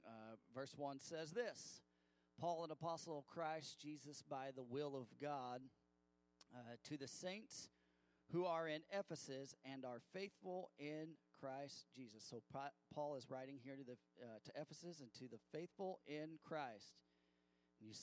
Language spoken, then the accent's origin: English; Missouri, United States; I grew up in Missouri